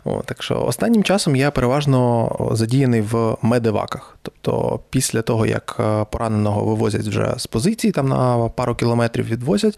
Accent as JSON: {"language": "Ukrainian", "town": "Donetsk", "region": "Donetsk Oblast", "country": "Ukraine", "tie": "born or raised there", "also_born_or_lived": "Mykolaiv", "moved": "as an adult", "said": "я народився виріс в Донецьку"}